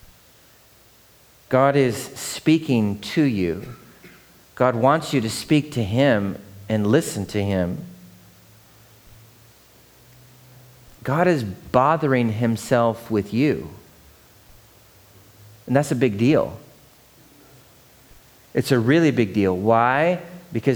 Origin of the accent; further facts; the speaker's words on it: Seattle, Washington, United States; growing up in Seattle